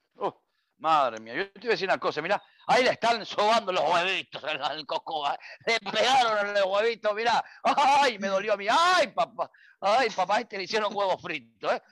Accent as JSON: {"language": "Spanish", "country": "Uruguay", "said": "mi tierra"}